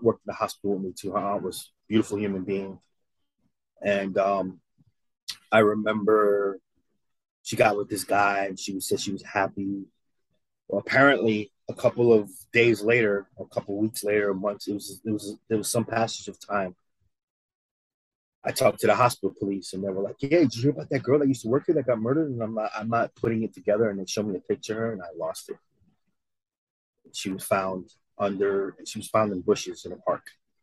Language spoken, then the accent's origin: English; New York, United States; moved away as an adult; now in Missouri, United States; I was from New York